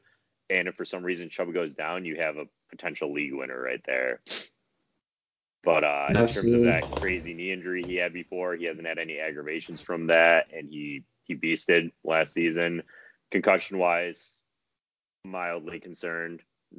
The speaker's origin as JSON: {"language": "English", "town": "Detroit", "region": "Michigan", "country": "United States", "said": "I'm from Detroit"}